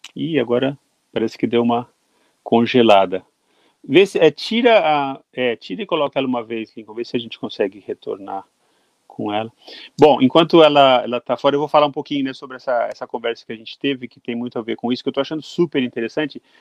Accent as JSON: {"language": "Portuguese", "country": "Brazil", "said": "como brasileiro"}